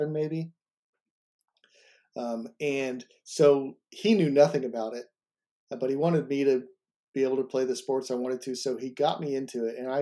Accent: Tulsa, Oklahoma, United States; I grew up in Tulsa, Oklahoma

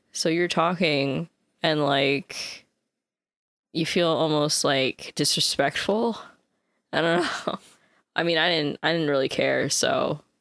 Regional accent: United States; as an American

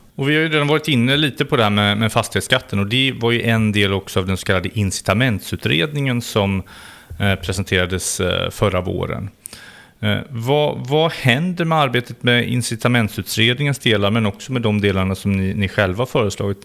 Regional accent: West Sweden, Sweden; i mina hemtrakter, Västsverige

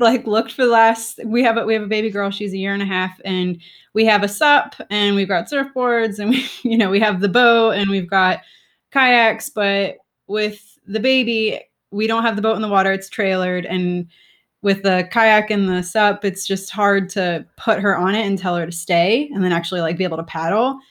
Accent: South Florida, United States; I grew up in South Florida

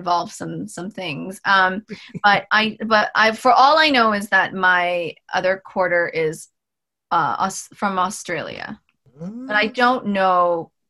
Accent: Toronto, Ontario, Canada; I was born in Scarborough, born and raised

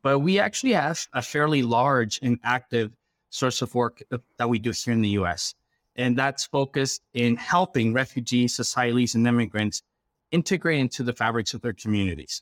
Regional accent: Quito, Pichincha, Ecuador; now in United States; I come from Ecuador. I was born in the capital

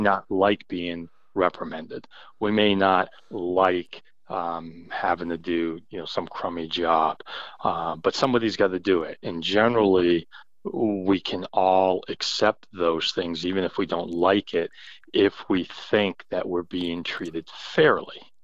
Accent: New England, United States; growing up in New England

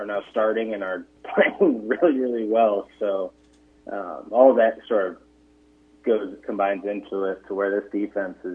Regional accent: Illinois, United States; moved away as an adult; also born or lived in Ohio; now in Nebraska, United States; I'm from Illinois

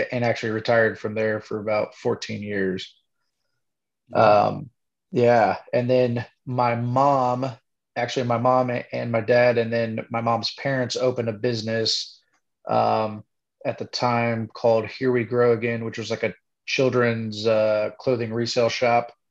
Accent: Kokomo, Indiana, United States; Well, I was born and raised um, out on the in the country.

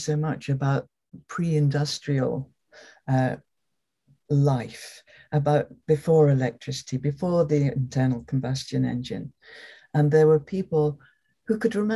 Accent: London, United Kingdom; Growing up in London, a fairly privileged kind of life in London

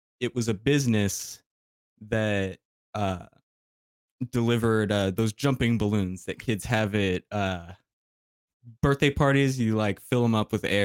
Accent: El Paso, Texas, United States; I'm from El Paso and like Juarez is right there

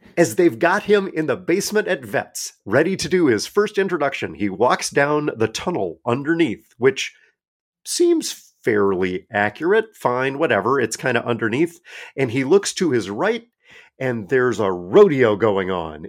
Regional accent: Iowa Falls, Iowa, United States; Iowa Falls, which is where I grew up

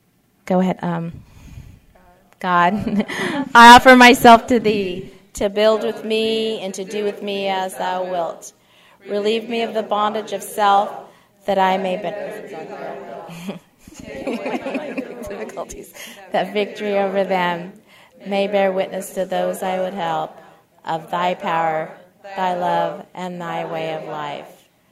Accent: California, United States; I can, because I come from Orange County. We eat sugar.

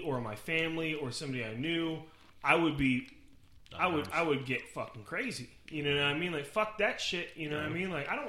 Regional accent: Sacramento, California, United States; I'm from California.

